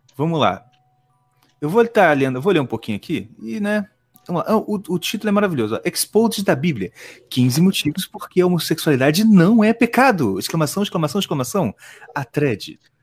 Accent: Nova Iguaçu, Rio de Janeiro, Brazil; eu nasci em Nova Iguaçu

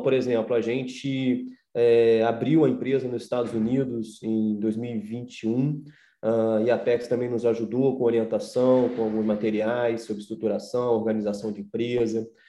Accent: Brazil; como brasileiro

